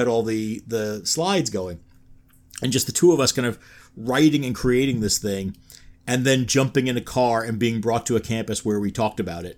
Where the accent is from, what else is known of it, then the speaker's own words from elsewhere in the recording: New York, United States; moved away; I'm from New York originally